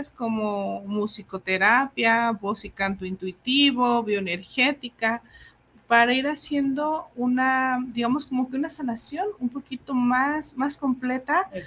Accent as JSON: {"language": "Spanish", "country": "Mexico", "said": "eh, soy curandera tradicional mexicana."}